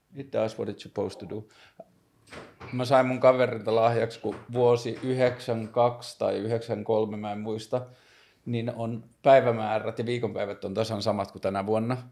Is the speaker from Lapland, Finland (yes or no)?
yes; Tornio, Lapland, Finland; now in Helsinki, Finland; mä oon kasvanut siellä Torniossa Pohjois-Suomessa